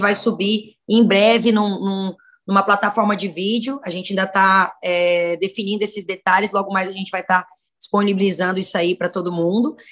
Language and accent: Portuguese; Araguaína, Tocantins, Brazil; moved away; also born or lived in Northeast Brazil; Eu sou criada no estado do Tocantins, tenho uma história em vários lugares, né, inclusive pelo Nordeste